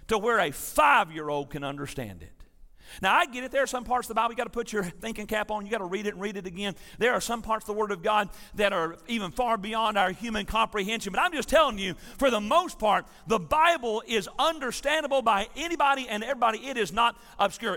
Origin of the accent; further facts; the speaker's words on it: Tennessee, United States; I'm from Tennessee